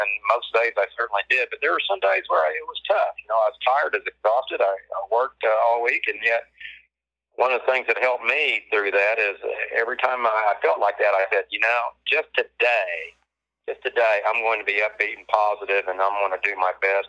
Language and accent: English; Hera, Oklahoma, United States; I grew up in Hera, Oklahoma, the big metropolis of Hera.